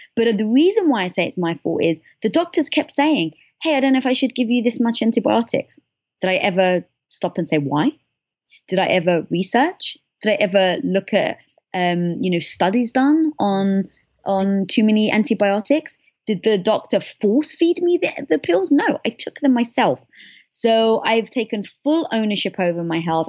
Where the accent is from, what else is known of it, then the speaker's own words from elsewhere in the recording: London, United Kingdom; moved away; I was brought up in London